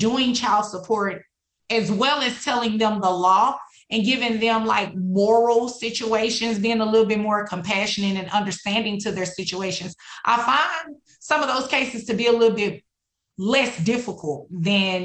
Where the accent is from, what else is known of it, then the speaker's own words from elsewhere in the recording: Dallas, Texas, United States; also born or lived in Houston, Texas; I was born and raised here in Dallas, specifically in Oak Cliff